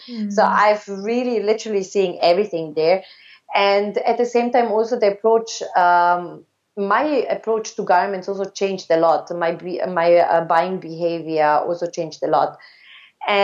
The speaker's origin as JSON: {"language": "English", "country": "Austria", "tie": "born or raised there", "also_born_or_lived": "Belgrade, Serbia / Munich, Germany / Indonesia / Hong Kong", "moved": "as an adult", "lives_now": "Myanmar", "said": "my roots are Serbo-Croatian. I was born in Belgrade. I grew up in Austria. I went from Austria all the way to Munich to study fashion design"}